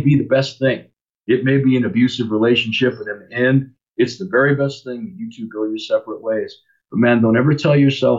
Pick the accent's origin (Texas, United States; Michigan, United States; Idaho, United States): Idaho, United States; North; moved away as an adult; also born or lived in Lakewood, California / Louisiana / Seattle area, Washington; Growing up in North Idaho was a cool experience, growing up in the mountains.